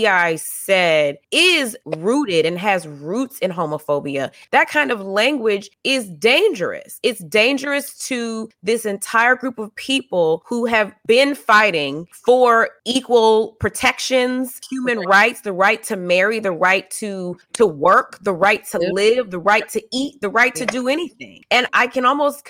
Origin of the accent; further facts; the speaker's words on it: the South, United States; moved away; I'm also from the South. I grew up around uncles